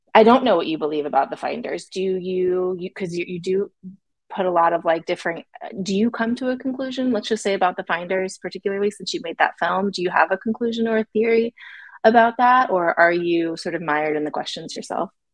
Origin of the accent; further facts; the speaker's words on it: Florida, United States; I'm from Florida.